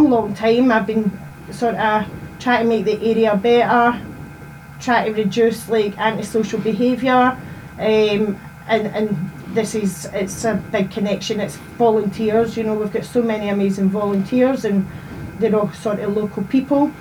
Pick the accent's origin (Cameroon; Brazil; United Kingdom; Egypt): United Kingdom; Rutherglen, Scotland; I'm a local resident in the Burnhill. I've lived there my whole entire life